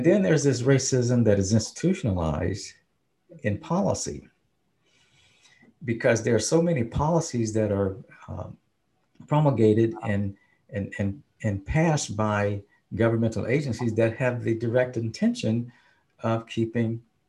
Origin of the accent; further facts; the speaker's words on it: the South, United States; But we as black people, we knew, because we came from the South, the three of us. We were from the South. We grew up in with Jim Crowism.